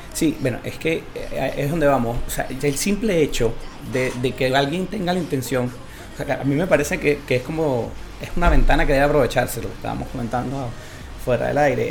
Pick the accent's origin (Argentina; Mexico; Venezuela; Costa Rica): Venezuela; now in Chile; nuestro país